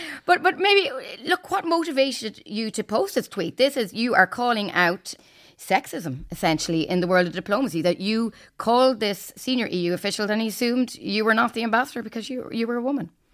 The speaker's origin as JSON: {"language": "English", "country": "Ireland", "moved": "as an adult", "lives_now": "Brussels, Belgium", "said": "I'm from Ireland, as you may have guessed from my accent"}